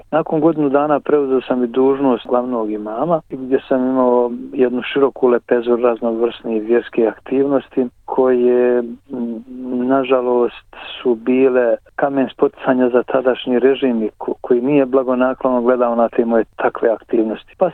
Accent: Donji Vakuf, Federation of Bosnia and Herzegovina, Bosnia & Herzegovina; moved away as an adult; also born or lived in Sarajevo / Zenica; now in Australia; sam rođen u Donjem Vakufu 53. godine da sam tamo završio osnovnu školu, potom gazi u Srebegu u medresu

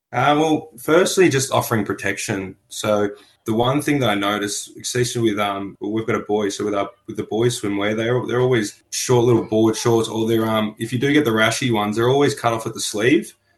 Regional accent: Melbourne, Victoria, Australia; I was born in on Bunurong land in Melbourne and I currently work on Bunurong land.

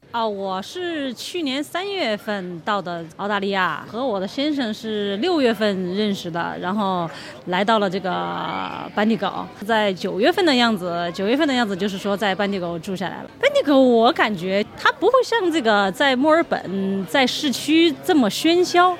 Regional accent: Guiyang, Guizhou, China; moved away; 我是土生土长的贵阳人

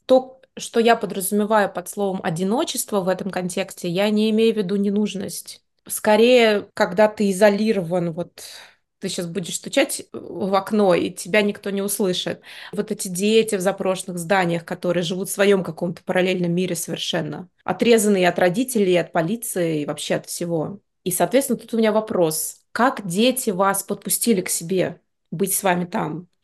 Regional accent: Moscow, Russia; Я выросла в Москве

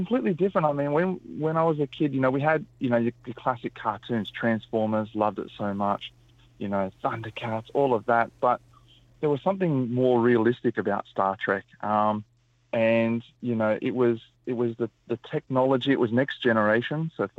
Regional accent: New South Wales, Australia; I'm a Wiradjuri mob. My mum and my family actually grew up in Lithgow, just got on the other side of the Blue Mountains. I was born in Awabakal land. We travelled around a lot.

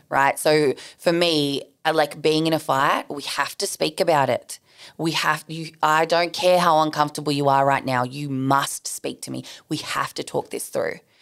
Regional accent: Sydney, New South Wales, Australia; I grew up in southwest Sydney. Like, I grew up in Bankstown.

